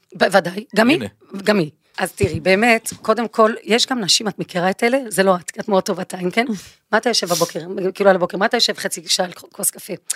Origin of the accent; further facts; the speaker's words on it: Belgium; moved away; אני באה מבלגיה